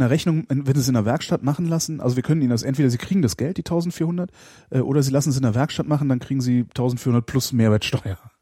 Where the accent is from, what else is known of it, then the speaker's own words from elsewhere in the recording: Cologne, North Rhine-Westphalia, Germany; also ich bin halt Kölner